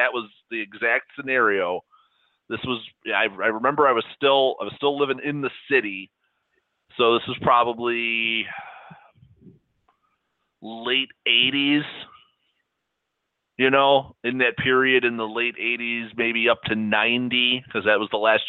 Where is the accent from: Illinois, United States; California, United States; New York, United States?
Illinois, United States; Chicago; growing up in Chicago